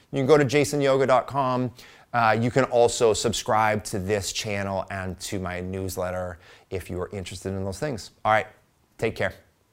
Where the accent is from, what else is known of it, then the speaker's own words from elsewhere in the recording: Midwest, United States; I am a Midwesterner